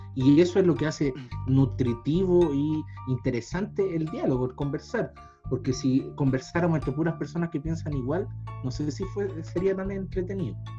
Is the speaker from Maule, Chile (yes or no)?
no; Los Andes, Valparaíso, Chile; soy de los Andes, no soy de Santiago, no soy de la capital